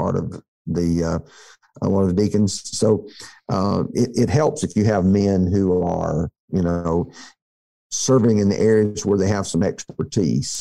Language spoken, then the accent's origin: English; near Tuscaloosa, Alabama, United States; I grew up near Tuscaloosa